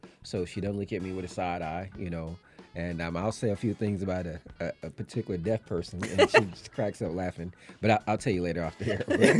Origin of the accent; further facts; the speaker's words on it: Atlanta, Georgia, United States; I'm from Atlanta.